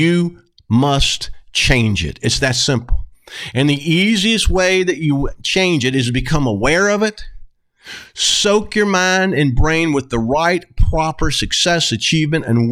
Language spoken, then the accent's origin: English; the South, United States; I'm from the South